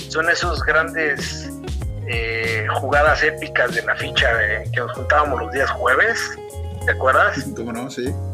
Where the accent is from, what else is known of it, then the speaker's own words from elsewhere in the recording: Torreón, Coahuila, Mexico; now in Querétaro, Mexico; yo vengo de Torreón